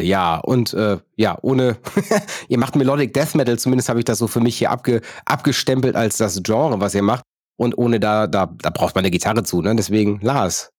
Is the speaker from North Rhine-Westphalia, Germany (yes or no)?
yes; Neuss, North Rhine-Westphalia, Germany; meine Geburtsstadt Neuss